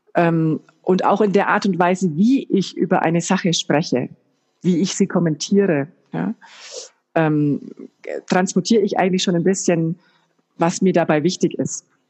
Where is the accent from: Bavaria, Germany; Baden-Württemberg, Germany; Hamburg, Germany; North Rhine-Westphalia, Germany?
Bavaria, Germany; Bayreuth; ich komme aus Bayreuth